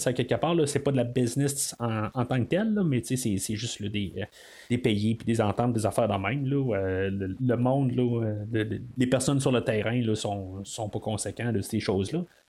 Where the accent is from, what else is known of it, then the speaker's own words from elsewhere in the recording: Quebec, Canada; quand on vient du Québec